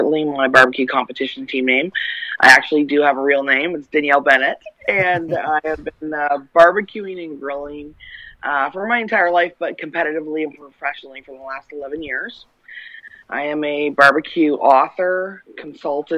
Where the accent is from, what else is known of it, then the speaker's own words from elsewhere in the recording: Canada; now in United States; I'm originally from Canada. I live in the U.S.